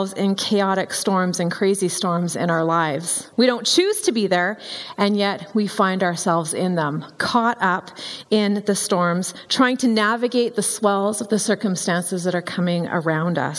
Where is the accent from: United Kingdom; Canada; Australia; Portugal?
Canada; Vancouver Island, British Columbia; I grew up on Vancouver Island